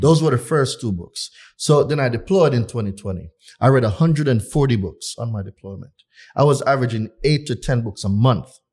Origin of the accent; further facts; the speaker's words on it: Jamaica; moved away as an adult; I'm not from here. I was born in Jamaica. At nineteen years old, I left Jamaica